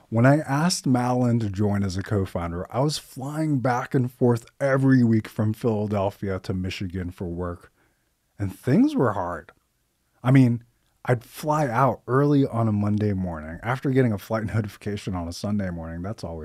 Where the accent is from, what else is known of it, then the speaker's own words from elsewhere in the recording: Finland; also born or lived in Dubai, United Arab Emirates; now in United States; I'm a first generation American. My parents were born in Iran. I was born in Dubai. I grew up in Finland, moved to the States in 96.